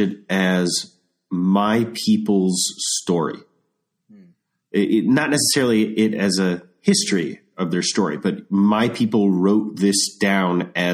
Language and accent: English; United States; in the United States, we've sort of grown up